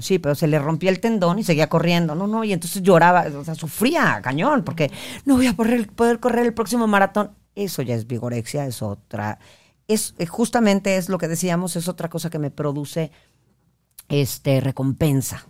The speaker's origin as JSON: {"language": "Spanish", "region": "northern Mexico", "country": "Mexico", "said": "yo soy como, como norteña y hablo con mis palabrotas"}